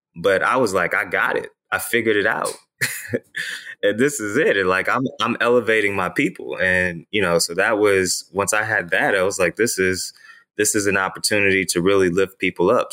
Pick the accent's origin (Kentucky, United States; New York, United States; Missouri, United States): Missouri, United States; Ferguson; I'm from the Ferguson, Missouri area. And, uh, you know, growing up in that particular area